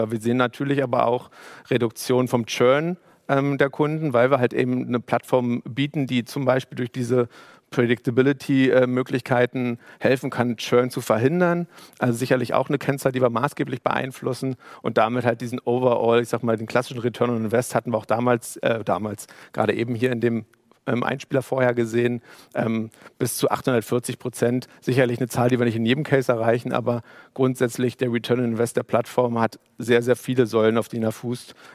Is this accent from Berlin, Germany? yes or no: yes; Berlin, Germany; ich bin, ich bin vielleicht so ein bisschen auch ähm, gerade als Berliner und hier aufgewachsen